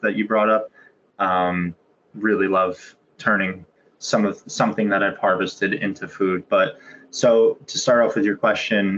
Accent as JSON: {"language": "English", "town": "Pompton Lakes", "region": "New Jersey", "country": "United States", "tie": "born or raised there", "said": "I grew up in Pompton Lakes, New Jersey, this small town in North Jersey"}